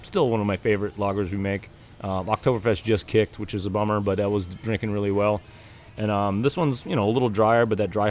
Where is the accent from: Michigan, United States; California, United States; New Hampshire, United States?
New Hampshire, United States; moved away as an adult; now in Wallingford, United States; I grew up in New Hampshire.